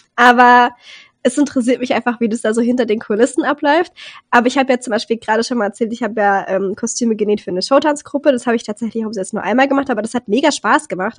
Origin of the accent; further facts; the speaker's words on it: Rhineland-Palatinate, Germany; ich komme ja aus Rheinland-Pfalz und da haben wir sehr, sehr viele Tanzgruppen